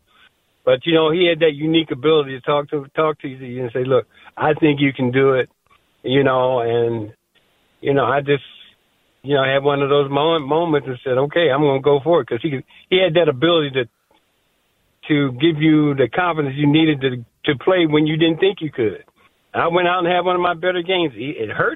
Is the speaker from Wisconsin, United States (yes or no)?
no; Miami, Florida, United States; moved away as an adult; also born or lived in Minnesota; I come from Miami